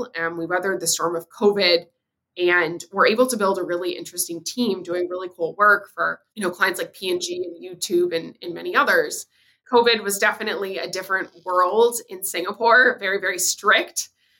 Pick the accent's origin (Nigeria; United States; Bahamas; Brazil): United States; Nashville, Tennessee; moved away as an adult; also born or lived in California; So I'm originally from Nashville, Tennessee, and I moved to California for college and for my early part of my career.